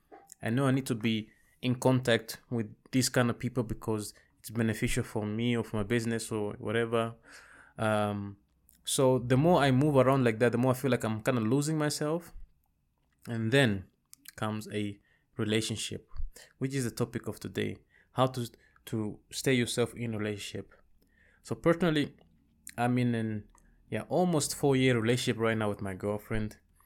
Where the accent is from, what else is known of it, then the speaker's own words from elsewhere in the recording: Rwanda; also born or lived in Congo / Zambia; now in Netherlands; I was born and raised in Rwanda, and right around 1994, we fled the country because of the genocide that happened against the Tutsis. We bounced around a few countries. I lived in Congo, Zambia, and then at the end we moved to Europe